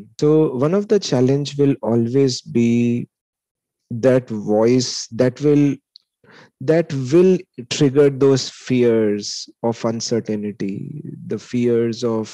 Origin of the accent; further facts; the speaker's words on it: Lucknow, Uttar Pradesh, India; moved away as an adult; Lucknow is my hometown